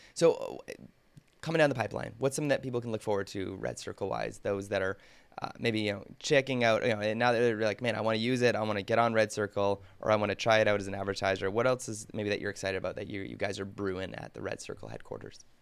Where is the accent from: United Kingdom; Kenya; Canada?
Canada; as a Canadian